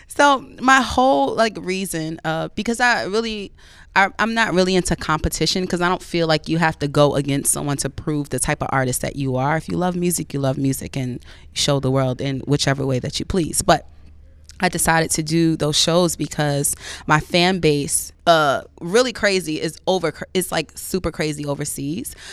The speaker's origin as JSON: {"language": "English", "town": "Woodbridge", "region": "New Jersey", "country": "United States", "also_born_or_lived": "Hillside, New Jersey", "moved": "yes", "lives_now": "New York, United States", "said": "I'm from Woodbridge, New Jersey"}